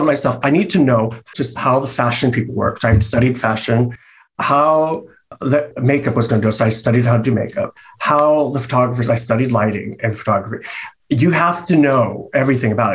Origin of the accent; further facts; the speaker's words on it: San Francisco, California, United States; moved away as an adult; now in Los Angeles, United States; growing up in San Francisco, you know, it was very open to art and to culture